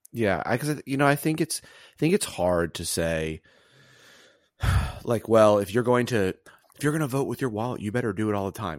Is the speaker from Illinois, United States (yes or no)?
no; Auburn, Alabama, United States; I grew up in Auburn, Alabama